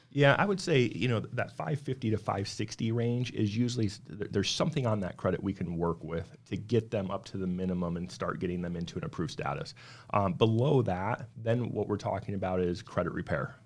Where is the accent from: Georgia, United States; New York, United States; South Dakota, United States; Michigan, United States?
South Dakota, United States; now in Arizona, United States; Originally grew up, born and raised in South Dakota, moved out to Arizona back in two thousand three